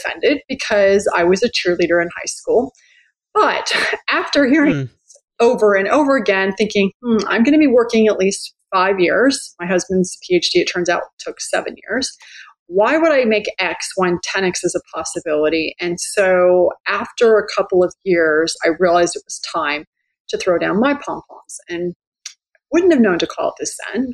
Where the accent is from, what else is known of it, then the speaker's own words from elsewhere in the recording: San Jose, California, United States; moved away as an adult; also born or lived in New York; I grew up in California, pretty typical middle-class, white girl, middle-class background. Grew up in San Jose